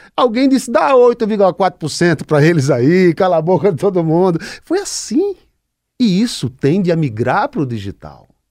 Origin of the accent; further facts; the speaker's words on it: Pernambuco, Brazil; pernambucano como eu